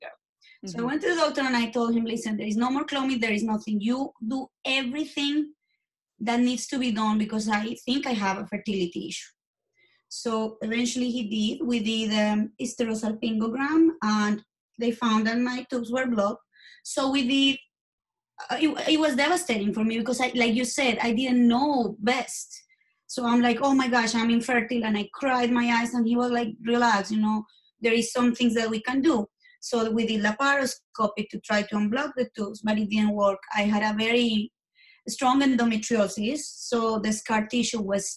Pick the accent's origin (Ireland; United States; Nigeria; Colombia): Colombia; English is a second language; moved away; I'm from Colombia.